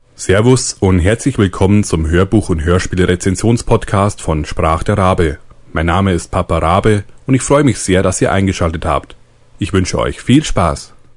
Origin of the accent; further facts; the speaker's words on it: Lower Bavaria, Germany; ich als Niederbayer bin dem österreichischen Dialekt nah genug